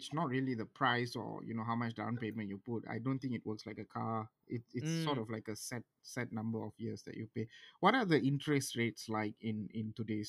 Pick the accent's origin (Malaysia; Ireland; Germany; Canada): Malaysia; Johor; moved away as an adult; now in Kuala Lumpur, Malaysia; I'm from Johor, I come to KL.